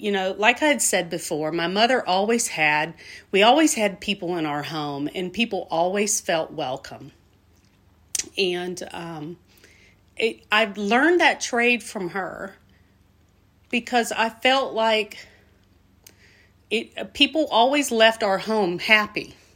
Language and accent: English; Albany, Georgia, United States; moved away; I am a Southwest Georgia native. I come from a town called Albany, also pronounced Albany. Albany, Georgia